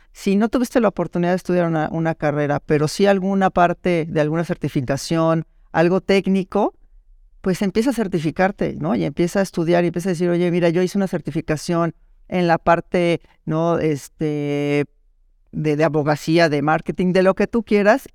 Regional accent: Mexico; soy mexicana, vivo en la Ciudad de México

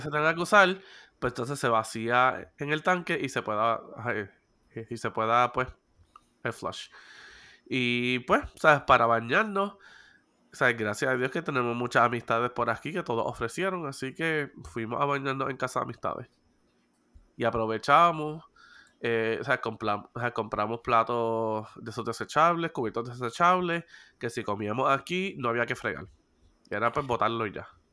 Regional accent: Puerto Rico; soy boricua y sé sobrevivir en situaciones

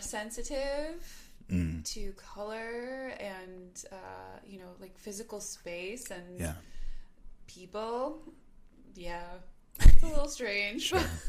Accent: Milwaukee, Wisconsin, United States; also born or lived in Lake Country, Wisconsin / Brookfield, Wisconsin; Born in Milwaukee, but raised kind of between Milwaukee and Lake Country

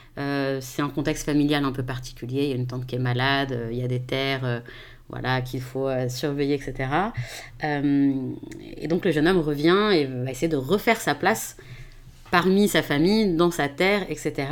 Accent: France; en tant que Français euh, d'origine française d'origine marocaine

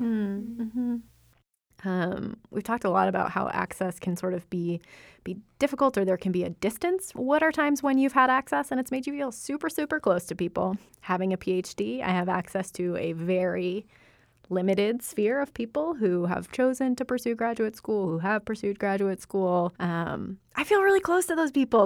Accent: United States; I was born in the United States

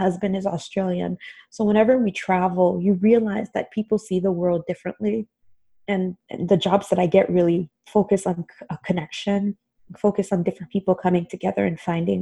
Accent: Haiti; now in United States; I grew up in Haiti.

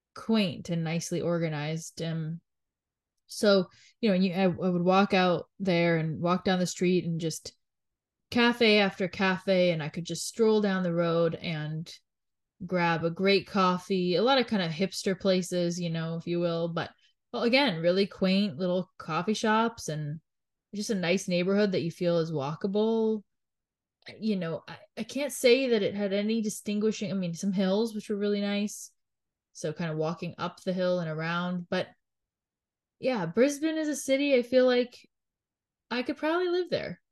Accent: Canada; being born and raised in Canada

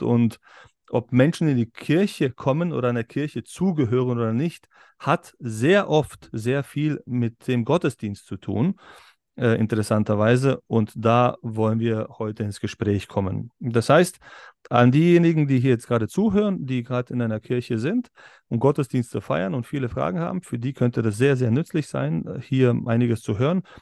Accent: Berlin, Germany; now in Upper Bavaria, Germany; ich bin ich auch in Berlin äh, aufgewachsen

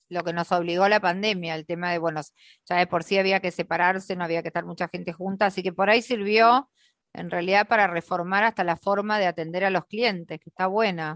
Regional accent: Argentina; somos las argentinas

